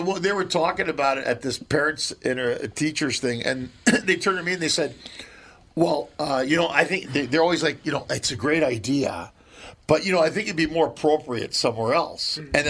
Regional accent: Minneapolis, Minnesota, United States; whenever I'm in LA, they always ask me, "Are you from Chicago or Wisconsin?" Or no, I always tell them I'm from Minneapolis.

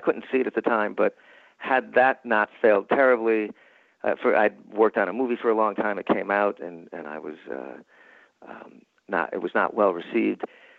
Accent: New York, United States; And I thought, but I'm from New York.

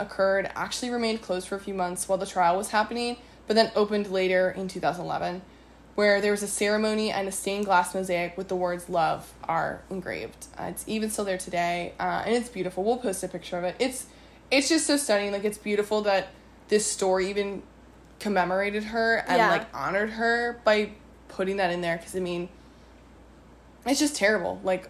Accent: Maryland, United States; We're from Maryland.

